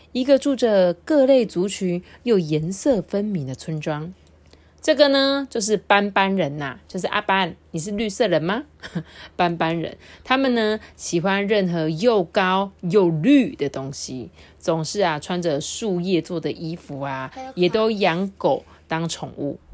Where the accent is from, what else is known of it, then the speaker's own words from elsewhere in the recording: Taiwan; 我们来自台湾的人